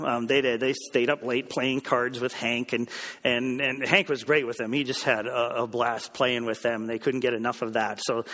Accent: Canada; moved away; I'm a Canadian. I'm in Canada.

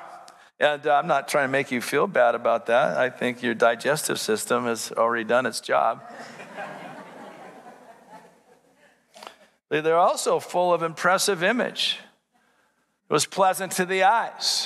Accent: United States; as an American

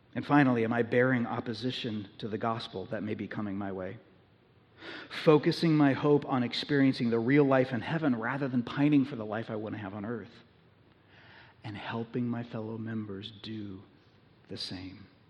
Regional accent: United States; American Christians

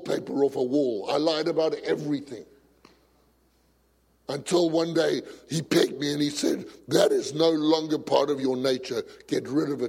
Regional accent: South Africa; I come from a macho society. I come from South Africa

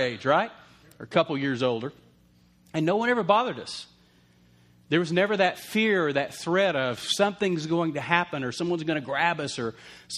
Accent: Lubbock, Texas, United States; we grew up in Lubbock, Texas

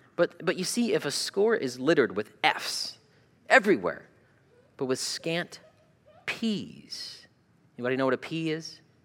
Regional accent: Arizona, United States; moved away as an adult; also born or lived in Toledo, Ohio; now in Ohio, United States; I grew up in Arizona

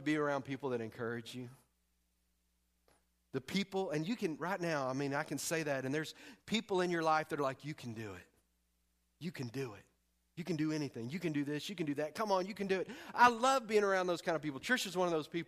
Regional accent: East Texas, United States; moved away as an adult; I'm from Texas and primarily East Texas

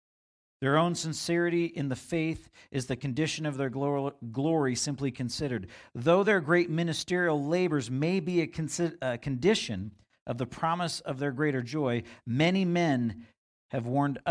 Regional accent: Vancouver, British Columbia, Canada; And I grew up in the Vancouver area.

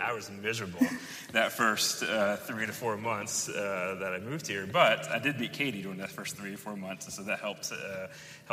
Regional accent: Philadelphia, Pennsylvania, United States; moved away as an adult; now in Atlanta, United States; I moved here in 2001 from Pennsylvania, from Philadelphia

